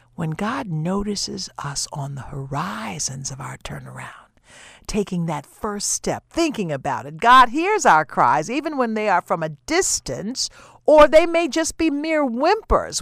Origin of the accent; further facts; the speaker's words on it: the South, United States; I grew up in the South, and I know what feeding the pigs, slopping the hogs is all about.